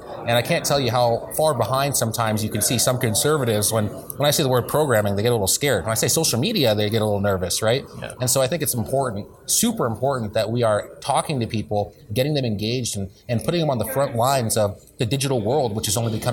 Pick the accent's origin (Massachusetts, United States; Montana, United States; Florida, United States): Montana, United States; moved away as an adult; now in Washington, D.C., United States; I'm a Montanan